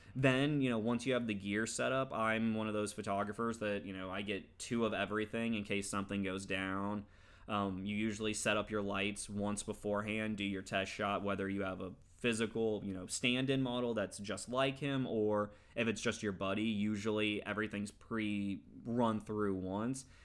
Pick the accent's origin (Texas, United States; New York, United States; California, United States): Texas, United States; now in Los Angeles, United States; I grew up in Texas